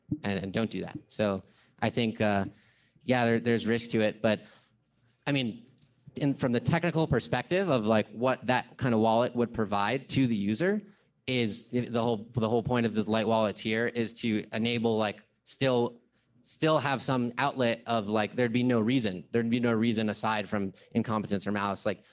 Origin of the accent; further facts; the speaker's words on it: California, United States; I'm from California